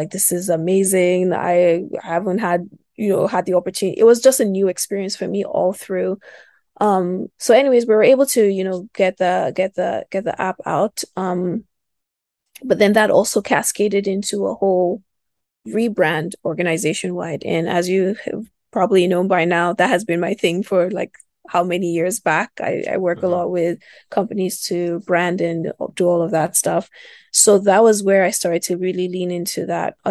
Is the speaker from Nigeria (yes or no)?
yes; Kaduna, Kaduna State, Nigeria; moved away; also born or lived in Lagos; I was born and raised in the north